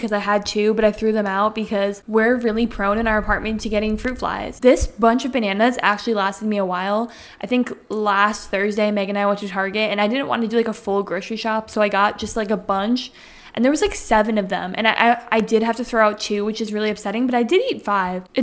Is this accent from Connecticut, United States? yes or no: yes; Connecticut, United States; as we just said, we're from Connecticut